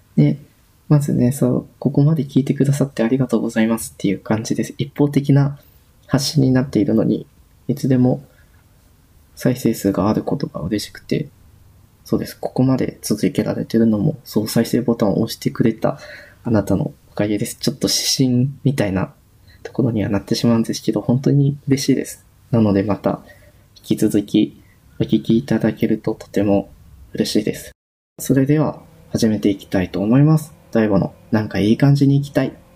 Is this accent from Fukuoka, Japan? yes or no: no; Hyogo, Japan; moved away as an adult; also born or lived in Kansai; now in Tokyo, Japan; 兵庫県出身です